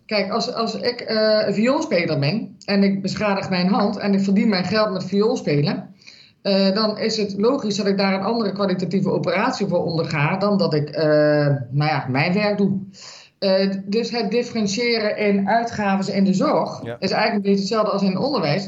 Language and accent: Dutch; Limburg, Netherlands; moved away; ik kom oorspronkelijk uit Limburg.